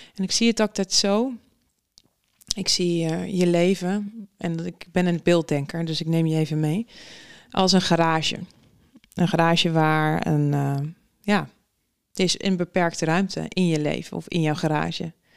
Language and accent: Dutch; Netherlands; wij als Nederlanders